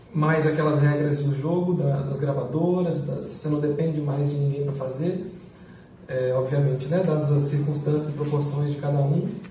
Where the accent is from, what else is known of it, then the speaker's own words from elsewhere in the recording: Linhares, Espírito Santo, Brazil; eu sou um cara que nasci no Pontal do Piranga, meu pai é biólogo, eu vivi na praia é, até os seis anos de idade